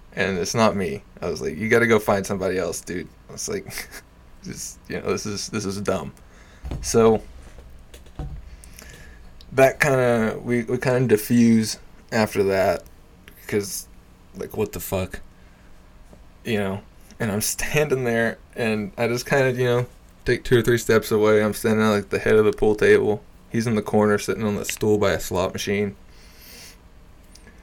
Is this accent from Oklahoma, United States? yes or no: yes; Jay, Oklahoma, United States; I'm from Jay. Like, I'm not from Tulsa